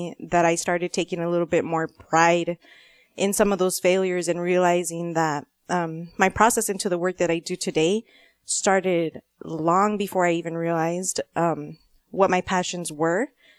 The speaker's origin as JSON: {"language": "English", "town": "Nogales", "region": "Arizona", "country": "United States", "tie": "born or raised there", "also_born_or_lived": "Tucson", "said": "I am a border girl. I was born here in Tucson, but I actually grew up in Ambos Nogales."}